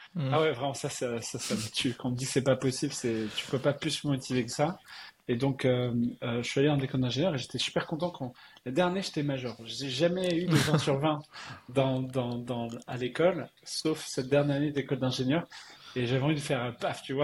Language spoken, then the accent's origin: French; Strasbourg, Grand Est, France; moved away as an adult; also born or lived in Colmar / Paris / California / Montreal; je suis né à Strasbourg. Euh, j'ai fait euh, une grosse partie de mes études euh, en Alsace.